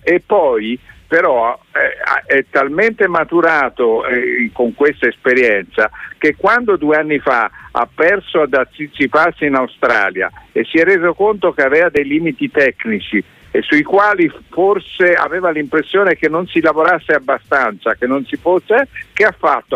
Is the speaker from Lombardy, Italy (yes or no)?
no; between Arezzo and Anghiari, Tuscany, Italy; moved away; sono cresciuto sulla Libia fra Arezzo e Alghiari